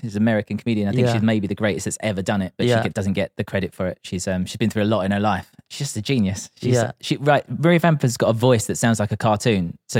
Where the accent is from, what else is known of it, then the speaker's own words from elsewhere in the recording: Grays, East of England, United Kingdom; because we're just from Grays.